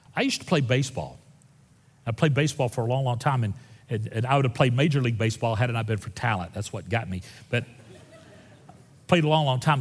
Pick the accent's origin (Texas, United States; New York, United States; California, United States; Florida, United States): Florida, United States; Northwest; I grew up in Northwest Florida